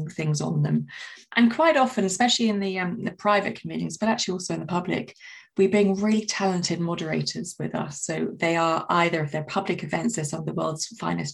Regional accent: London, United Kingdom; I'm a Londoner

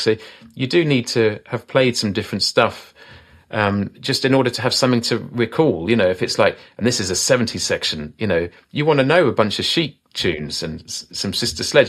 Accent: Isle of Wight, South East England, United Kingdom; I'm from the Isle of Wight, you know, down the south of England.

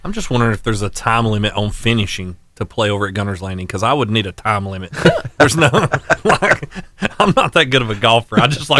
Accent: Fyffe, Alabama, United States; moved away as an adult; now in Albertville, United States; I grew up in Fife. I graduated from Fife High School in 1999

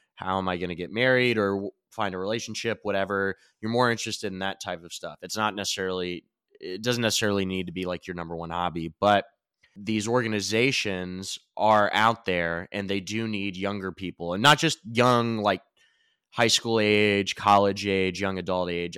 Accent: Pendleton County, Kentucky, United States; I'm from Rural County for everyone out there, famously from Pendleton County

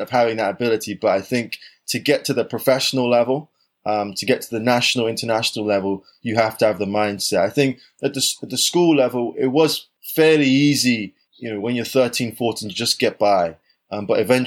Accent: London, United Kingdom; where I grew up in South London, I wasn't the fastest or the springiest kid in the neighborhood.

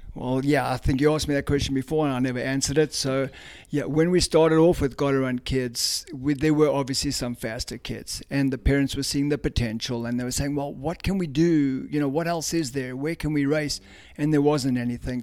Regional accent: South Africa; moved away as an adult; now in Cumming, GA, United States; I grew up in South Africa

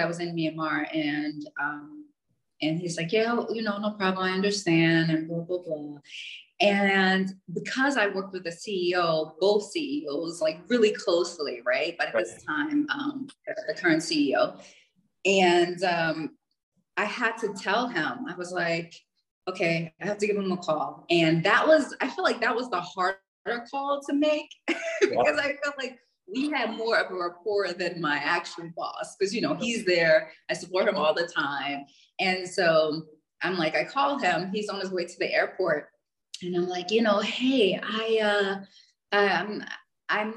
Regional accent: United States; I'm from, you know, the States

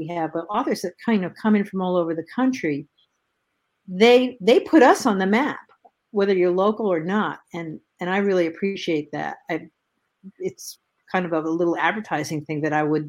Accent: Northeast, United States; moved away; I'm from the Northeast

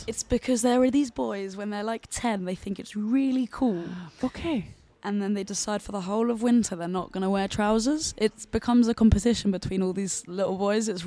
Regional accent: Denmark; now in London, United Kingdom; fortæller jo også... At jeg er dansker.

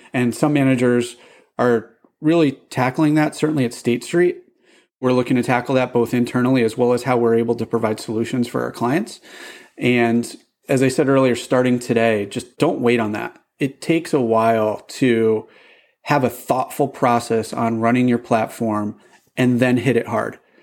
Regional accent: Boston, Massachusetts, United States; I'm from Boston

